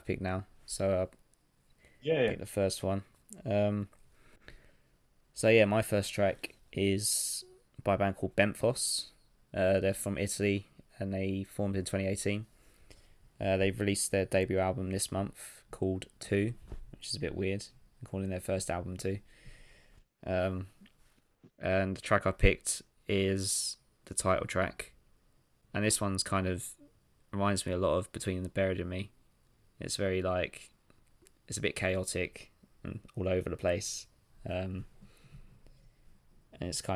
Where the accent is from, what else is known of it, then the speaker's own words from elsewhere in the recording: Crawley, South East England, United Kingdom; my hometown Crawley